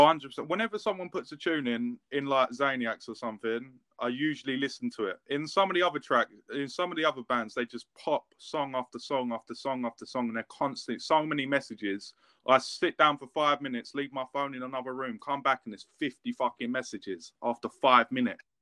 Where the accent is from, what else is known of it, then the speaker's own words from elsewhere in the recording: England, United Kingdom; I'm English